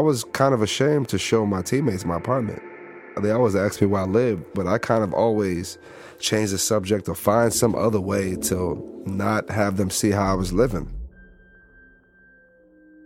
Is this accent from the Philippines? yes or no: no; United States; as an American